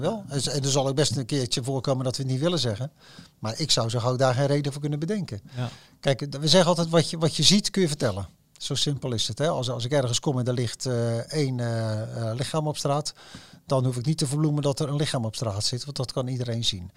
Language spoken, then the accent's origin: Dutch; Rotterdam, South Holland, Netherlands; ik voel me Rotterdammer, ik ben Rotterdammer